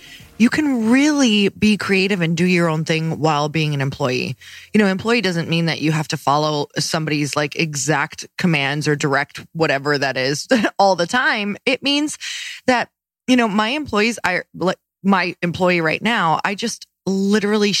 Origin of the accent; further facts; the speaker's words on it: Midwest, United States; I'm from the Midwest